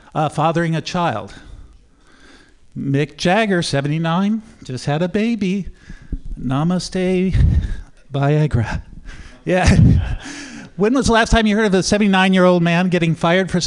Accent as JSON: {"language": "English", "town": "Oakland", "region": "California", "country": "United States", "said": "I'm from Oakland"}